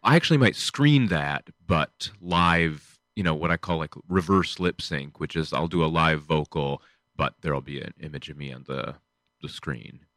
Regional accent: Michigan, United States; I grew up in, um, a small town in Michigan.

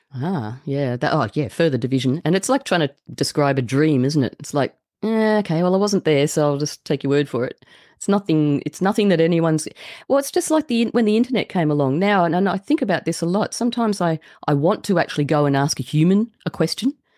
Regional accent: Australia; I'm from Australia

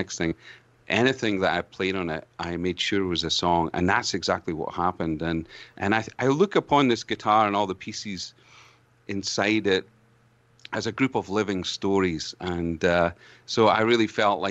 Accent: Scotland, United Kingdom; accent: Scottish brogue; also born or lived in Ontario, Canada; now in Canada; as a Scotsman

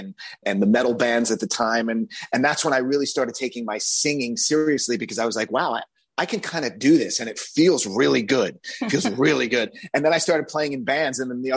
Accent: Long Island, New York, United States; born or raised there; also born or lived in Bronx, New York

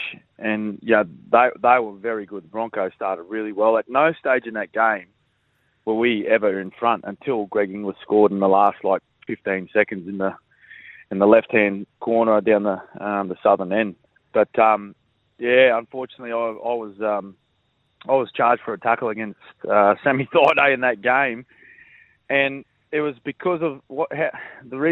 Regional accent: Queensland, Australia; moved away as an adult; also born or lived in Melbourne; growing up in Queensland. You know, we hardly have a winter up here.

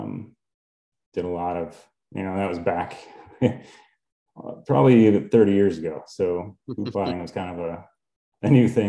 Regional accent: Livonia, Michigan, United States; also born or lived in Ann Arbor, Michigan / Houghton, Michigan; born and raised in Livonia, Michigan, down by Detroit

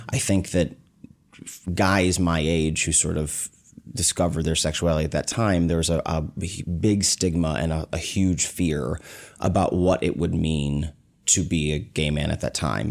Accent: Omaha, Nebraska, United States; I was born in Omaha, Nebraska

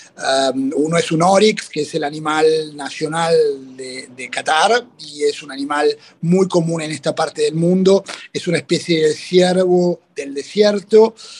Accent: Buenos Aires, Argentina; como porteño

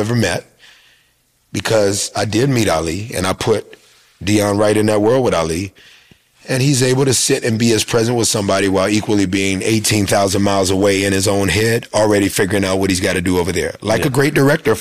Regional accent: Atlanta, Georgia, United States; my hometown Atlanta Falcons

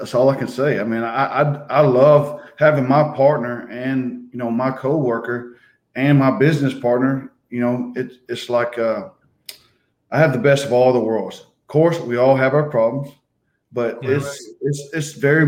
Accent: Georgia, United States; also born or lived in Hawkinsville, Georgia / Cedartown, Georgia; I grew up right here in Georgia. I was born, you know, right here

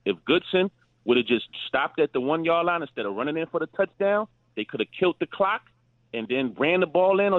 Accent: Chicago, Illinois, United States; now in New York, United States; I'm originally from Chicago. I've been living in New York for over 30 years, but I'm from Chicago, and I've never jumped ship.

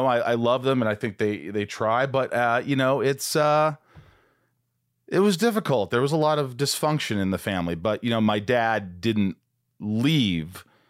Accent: Long Island, New York, United States; born there; because I was born in Long Island.

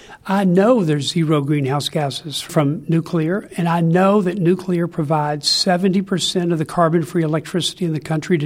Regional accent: Kentucky, United States; I grew up in Kentucky. As they say in Kentucky, there's only three things you can do: coal mine, moonshine, or get on down the line.

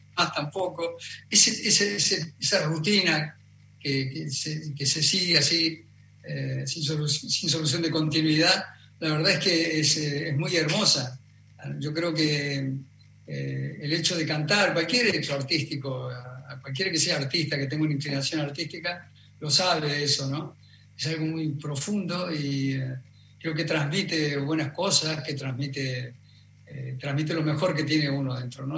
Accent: Argentina; moved away as an adult

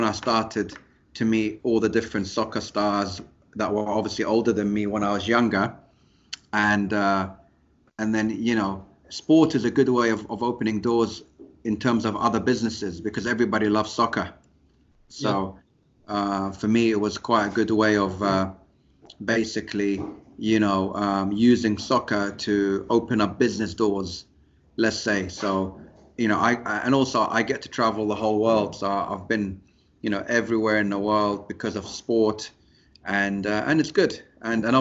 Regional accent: London, United Kingdom; moved away as an adult; also born or lived in Abu Dhabi, United Arab Emirates; now in Dubai, United Arab Emirates; even though I was born in London, I grew up in Abu Dhabi. So, I was always, I knew the United Arab Emirates. And then when I was 9 years old, I went back to London to, you know, spend the rest, you know, most of my life

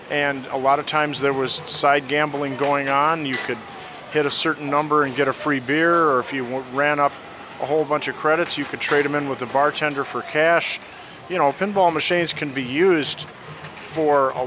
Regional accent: Michigan, United States; I grew up in Michigan

